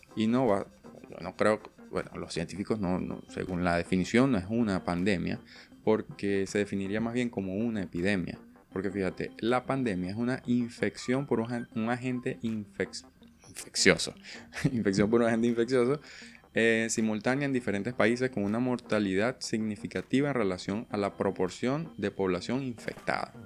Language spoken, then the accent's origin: Spanish; Venezuela; now in Argentina; yo vengo de Venezuela